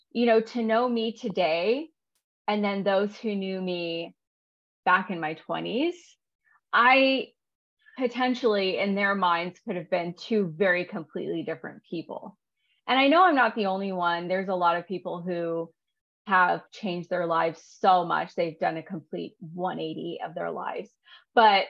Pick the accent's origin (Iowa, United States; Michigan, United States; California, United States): California, United States; I grew up in California